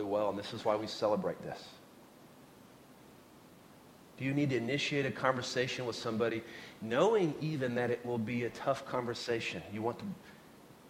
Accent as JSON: {"language": "English", "region": "Oklahoma", "country": "United States", "tie": "born or raised there", "moved": "yes", "said": "when I was a kid, I grew up in Oklahoma"}